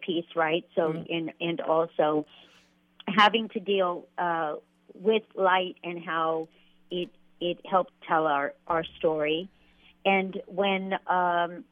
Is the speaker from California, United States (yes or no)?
yes; Fresno, California, United States; I come from Fresno